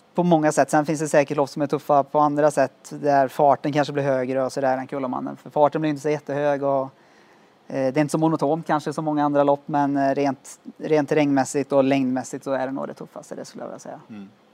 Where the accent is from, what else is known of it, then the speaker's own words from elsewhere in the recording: Skövde, Västra Götaland, Sweden; Jag är från Skövde som sagt och spelat fotboll där i många år